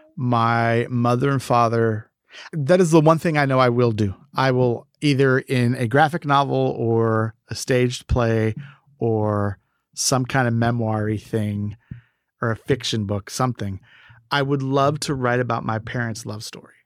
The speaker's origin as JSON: {"language": "English", "town": "Galveston", "region": "Texas", "country": "United States", "tie": "born or raised there", "said": "I grew up as an only child in an immigrant family here in Texas"}